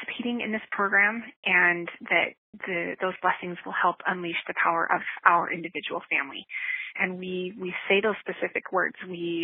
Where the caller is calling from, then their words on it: Nashville, Tennessee, United States; This is …. I'm calling from Nashville, Tennessee.